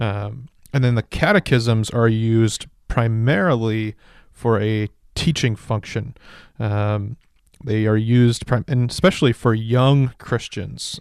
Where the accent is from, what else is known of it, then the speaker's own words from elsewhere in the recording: Kingsburg, California, United States; now in Ripon, United States; Kingsburg, my hometown, about two hours south of here